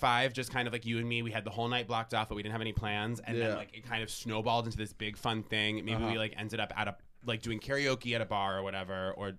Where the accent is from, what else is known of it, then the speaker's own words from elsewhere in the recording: Vermont, United States; I went to my state school, so I'll usually be like UVM, I'm from Vermont.